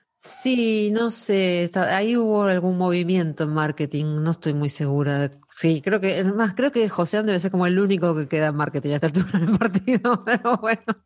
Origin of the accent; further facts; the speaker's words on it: Argentina; soy argentina